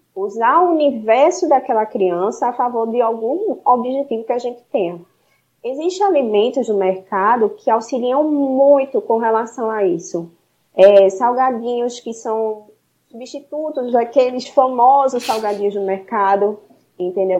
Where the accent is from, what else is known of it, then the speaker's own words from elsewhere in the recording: Recife, Pernambuco, Brazil; Sou daqui de Recife, uma cidade linda, maravilhosa